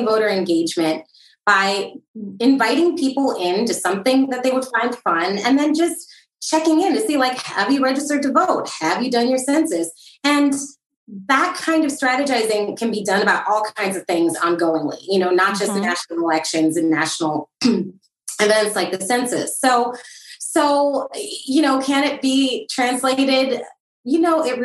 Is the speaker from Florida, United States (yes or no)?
no; Milwaukee, Wisconsin, United States; I'm from Milwaukee